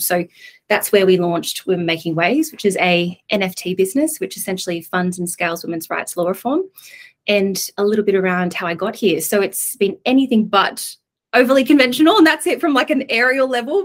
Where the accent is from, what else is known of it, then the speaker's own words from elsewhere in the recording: Coffs Harbour, New South Wales, Australia; moved away as an adult; I'm from Coffs Harbour. I was one of six people in my year at school.